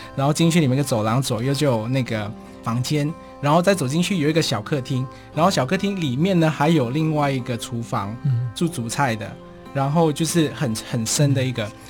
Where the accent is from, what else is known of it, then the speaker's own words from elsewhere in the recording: Malaysia; now in Taiwan; 我是马来西亚人，但是在台湾好像又不是外国人，因为看起来就跟台湾人长得一模一样